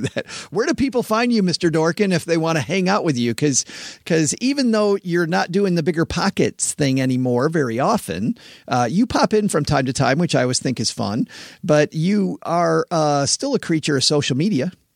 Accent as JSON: {"language": "English", "region": "West Michigan", "country": "United States", "tie": "born or raised there", "said": "I grew up in West Michigan where it's all farms."}